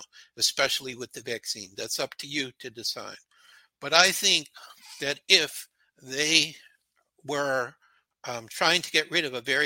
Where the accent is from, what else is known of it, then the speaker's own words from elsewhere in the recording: Chicago, Illinois, United States; I was brought up in Chicago.